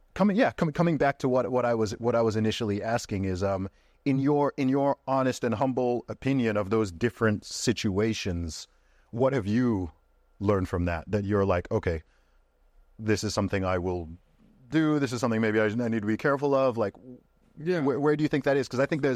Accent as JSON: {"language": "English", "country": "Saudi Arabia", "tie": "born or raised there", "said": "And then the environment I grew up in Saudi Arabia, it was all married couples."}